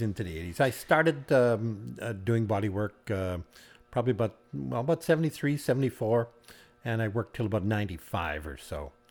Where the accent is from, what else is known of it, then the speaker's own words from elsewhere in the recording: Cudworth, Saskatchewan, Canada; grew up on the farm